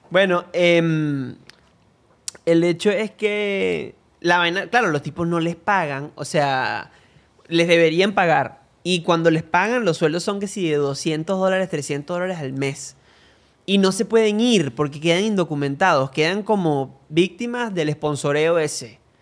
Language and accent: Spanish; Venezuela; nosotros somos dos venezolanos